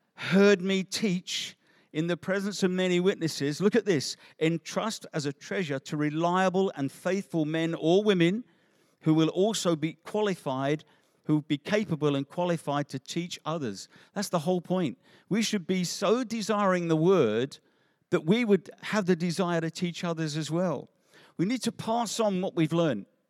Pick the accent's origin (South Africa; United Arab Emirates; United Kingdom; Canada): United Kingdom; England; also born or lived in Africa; we're English